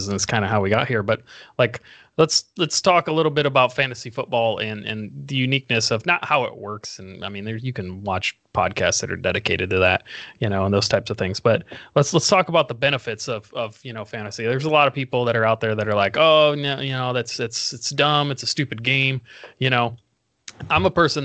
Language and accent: English; Indiana, United States; moved away as an adult; now in Arizona, United States; originally from Indiana